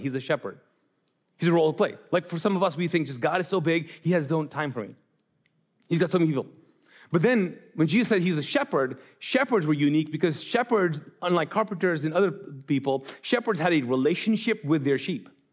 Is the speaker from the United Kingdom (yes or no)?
no; Kuwait; moved away as an adult; also born or lived in Pakistan; I grew up in Islam in the Middle East, in Kuwait